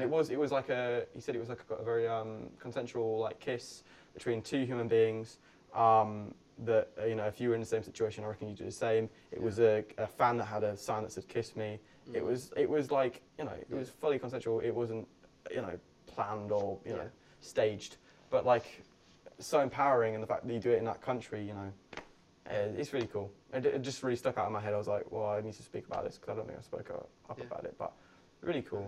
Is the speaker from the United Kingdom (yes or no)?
yes; Leeds, Yorkshire and the Humber, United Kingdom; Leeds Festival, my hometown